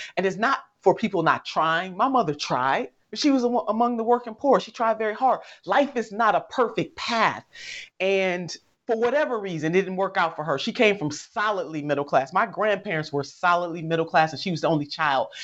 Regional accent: Ohio, United States; right here in my home state

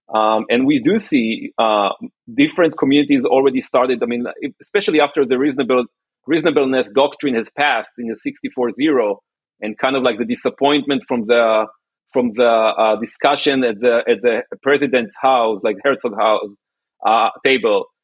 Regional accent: Kiryat Motzkin, Haifa District, Israel; moved away as an adult; also born or lived in New York, United States; now in Palo Alto, United States; I was raised and born in Israel.

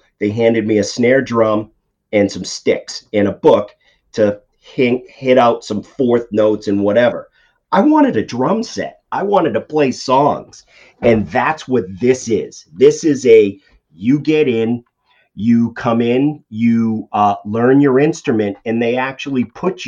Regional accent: Boston, Massachusetts, United States; if you can tell by my accent, I'm from the Boston area

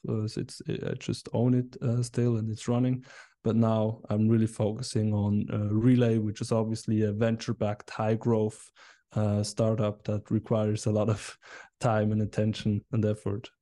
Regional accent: Biel, Bern, Switzerland; I'm from Switzerland. Uh, I grew up here, um, and, and still live here in Biel, a nice city in the canton of Bern

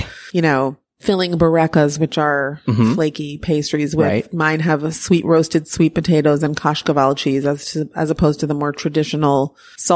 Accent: United States; now in Tel Aviv, Israel; an American living in Israel

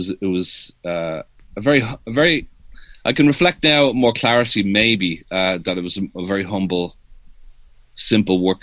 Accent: Dublin, Leinster, Ireland; moved away as an adult; also born or lived in New York City, United States; I'm from Ireland

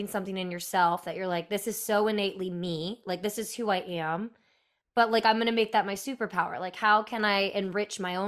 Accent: the South, United States; me growing up in the South

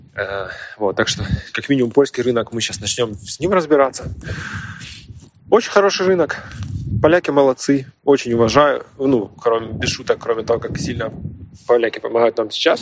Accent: Ukraine; мы из Украины.

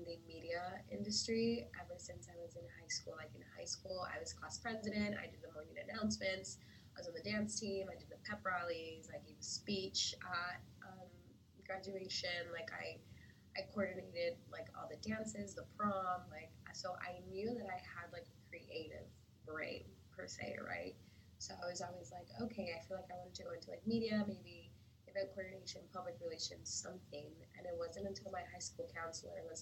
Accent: Los Angeles, California, United States; moved away as an adult; now in Miami, United States; I'm from LA, Mexicana, born and raised in Los Angeles

